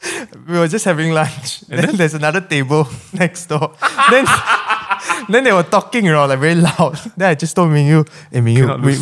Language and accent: English; Sabah, Malaysia; I'm from Sabah. I'm currently interning with Blank Slate.